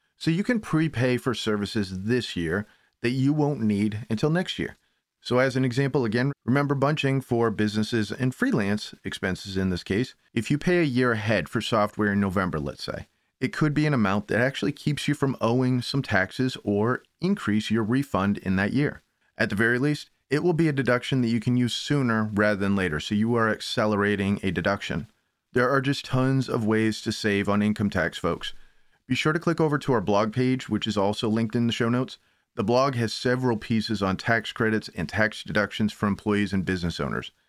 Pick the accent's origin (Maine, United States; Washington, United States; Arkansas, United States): Maine, United States; now in Connecticut, United States; Maine folks, also where I'm from, born and raised